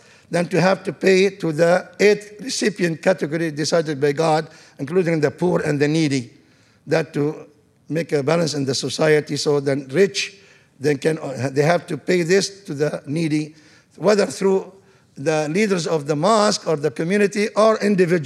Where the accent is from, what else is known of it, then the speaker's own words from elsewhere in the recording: Tripoli, North Governorate, Lebanon; moved away as an adult; now in Tarrant County, United States; Tripoli, I'm from Tripoli, Beirut, and Tripoli, second city in Lebanon